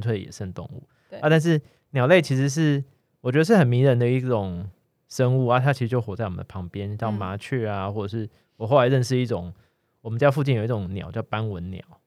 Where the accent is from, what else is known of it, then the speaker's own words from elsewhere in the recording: Kaohsiung, Taiwan; 我在对。高雄长大